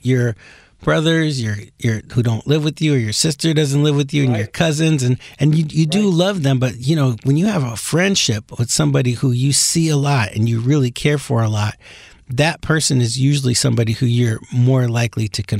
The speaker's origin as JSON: {"language": "English", "region": "New York", "country": "United States", "tie": "born or raised there", "moved": "yes", "said": "we grew up in New York together"}